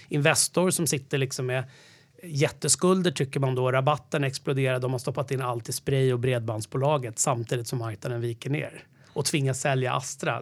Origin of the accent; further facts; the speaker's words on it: Lidingö, Stockholm County, Sweden; also born or lived in Sollentuna; jag kommer från Stockholm. Jag föddes, eh, växte först upp i någonting som hette Kärdal som ligger i Sollentuna nära Rösjön.